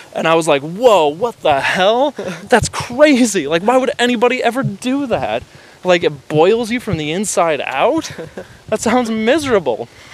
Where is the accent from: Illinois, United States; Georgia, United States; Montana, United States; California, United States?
Illinois, United States; moved away as an adult; I moved away from home from the Midwest against my parents' wishes